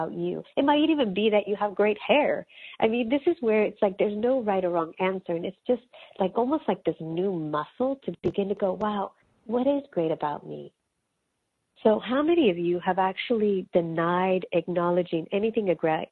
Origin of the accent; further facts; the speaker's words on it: California, United States; first language Spanish; English is a second language; growing up in California, both my parents are from Mexico